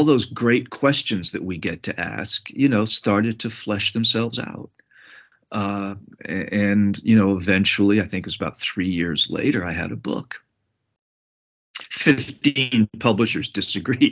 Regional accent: New England, United States; the growing up in New England at a time when there was a lot of mob violence and conflict.

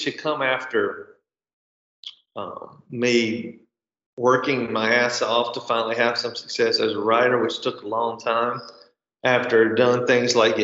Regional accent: Mississippi, United States; moved away as an adult; I had been gone from Mississippi for a long time. I came back to this small town

